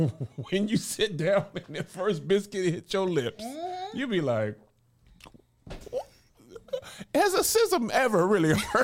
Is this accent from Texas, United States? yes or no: yes; El Paso, Texas, United States; born there; I was born in El Paso on a military base. And I went to Atlanta where my whole dad's family's from.